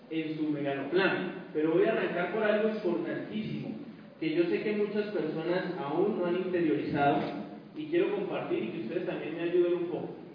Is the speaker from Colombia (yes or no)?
yes; Colombia